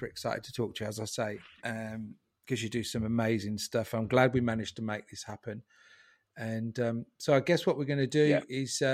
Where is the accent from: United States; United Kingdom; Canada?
United Kingdom; Northampton, East Midlands; also born or lived in Raunds; I grew up in Northampton as well.